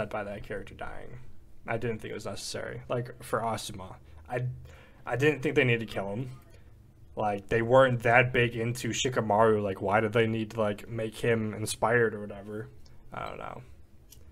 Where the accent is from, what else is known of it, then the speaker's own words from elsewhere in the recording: Chicago, Illinois, United States; we're from the Windy City